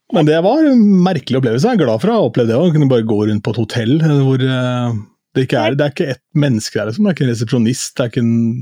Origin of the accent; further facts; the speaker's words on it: Askim, Østfold, Norway; ungdomsklubben da jeg vokste opp i Askim